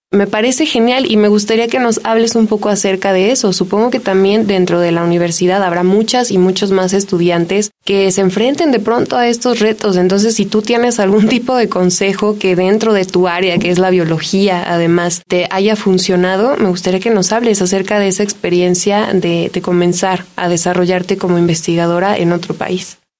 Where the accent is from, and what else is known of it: Mexico